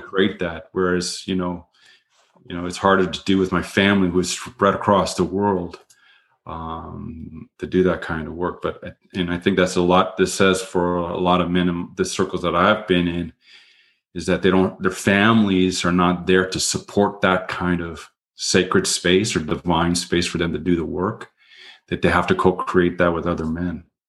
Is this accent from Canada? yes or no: yes; Canada; I'm Canadian